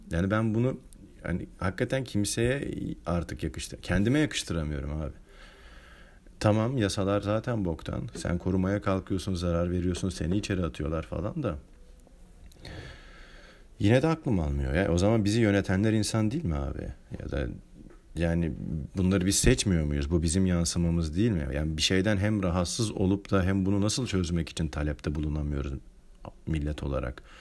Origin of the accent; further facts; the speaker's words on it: Turkey; born there; Yaşadığım bölgede zaten yani ben sonuçta Türkiye'de doğdum. Müslüman bir ülkede doğdum.